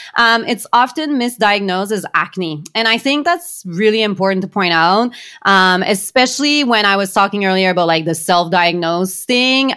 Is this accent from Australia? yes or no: no; Canada; we are Canadian